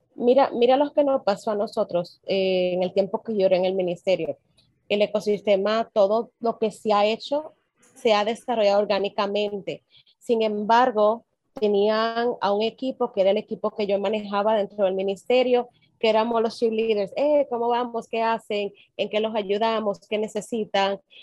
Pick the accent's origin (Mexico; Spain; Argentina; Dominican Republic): Dominican Republic; de República Dominicana